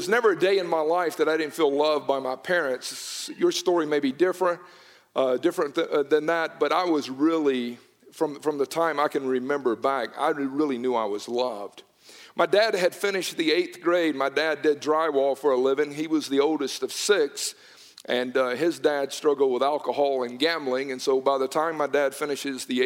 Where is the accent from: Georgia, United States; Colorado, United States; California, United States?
Georgia, United States; Newnan; I was born and raised in Noonan, Georgia